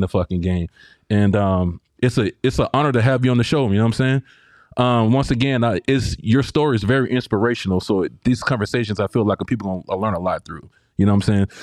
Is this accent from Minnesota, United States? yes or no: no; Georgia, United States; now in San Diego, United States; I'm from Georgia